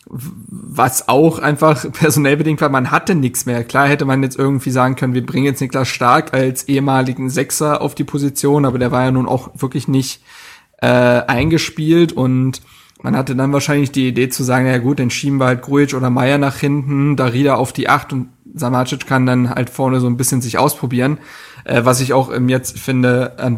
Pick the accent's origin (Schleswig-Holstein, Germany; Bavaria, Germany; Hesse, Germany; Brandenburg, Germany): Hesse, Germany; Frankfurt; wo ich als Frankfurter sagen würde, kann man besser verteidigen